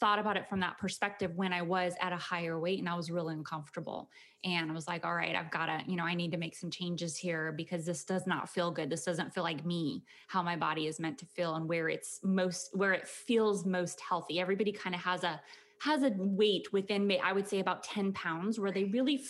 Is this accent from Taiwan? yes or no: no; Conrad, Montana, United States; moved away as an adult; also born or lived in Bozeman, Montana / Wyoming; now in Houston, United States; I was born in Montana, a little tiny farm town called Conrad, Montana, up by the border of Canada